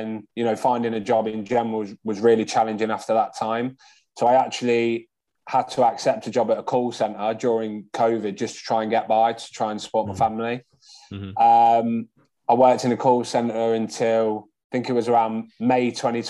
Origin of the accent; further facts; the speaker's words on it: Leicester, East Midlands, United Kingdom; moved away as an adult; now in Telford, United Kingdom; I was born and raised in Leicester.